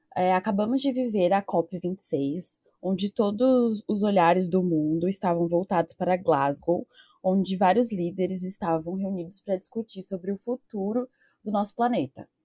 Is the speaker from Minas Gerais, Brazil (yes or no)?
no; São Paulo, Brazil; eu sou de São Paulo